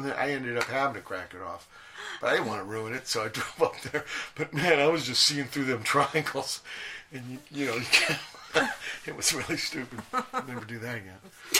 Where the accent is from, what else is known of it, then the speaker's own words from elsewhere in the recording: Virginia, United States; You know, I came from Virginia.